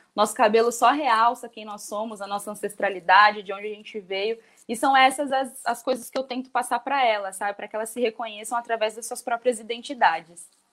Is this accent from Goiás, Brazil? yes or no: no; São Paulo, Brazil; eu morei na Vila Margarida durante toda a minha infância